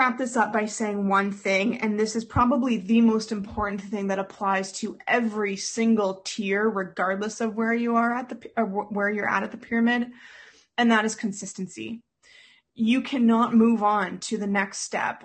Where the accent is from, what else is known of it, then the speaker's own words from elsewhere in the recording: Canada; a lot of us, especially as Canadian folk